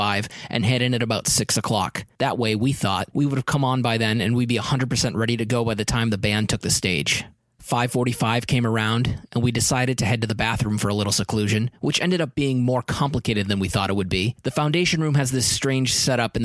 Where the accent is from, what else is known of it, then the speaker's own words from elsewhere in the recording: New Hampshire, United States; I'm from New Hampshire.